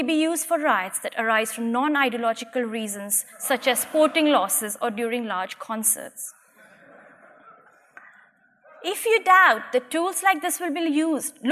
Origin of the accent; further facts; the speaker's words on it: Gujarat, India; my hometown in India